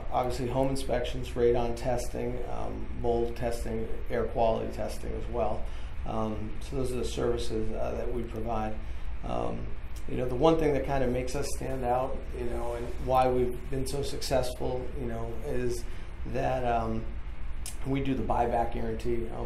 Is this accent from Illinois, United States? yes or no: no; California, United States; born there; also born or lived in New York / Boston / Ireland / Budapest; now in Northern Virginia, United States; I was born in California. We lived in New York. Uh, we also lived in Boston, Ireland, Budapest, uh, and then finally ended up in Northern Virginia.